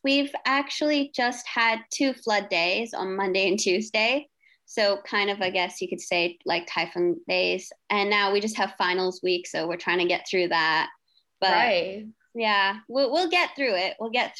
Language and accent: English; Australia; also born or lived in Hong Kong; I was always going to go to school in either Australia or England because I am Australian and I love England.